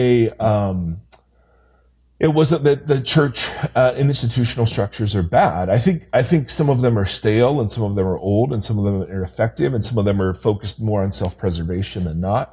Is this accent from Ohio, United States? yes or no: yes; Ohio, United States; moved away as an adult; also born or lived in California; now in Brentwood, United States; I'm an Ohio kid. So I grew up in Ohio, Midwest